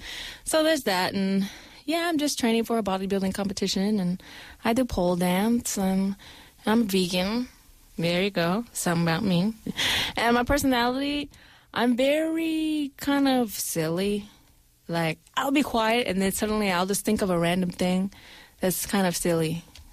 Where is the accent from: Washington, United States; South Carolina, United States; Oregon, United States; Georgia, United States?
Georgia, United States; Atlanta; moved away as an adult; also born or lived in Kankakee, Illinois; now in South Korea; I was born in Kankakee, Illinois, but I was raised in Atlanta, Georgia.